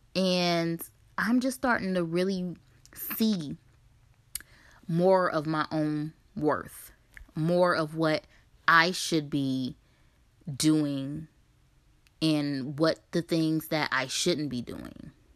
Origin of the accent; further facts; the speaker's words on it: Ohio, United States; moved away as an adult; Ohio is my home state, and I've lived in a few different states in the last eleven years or so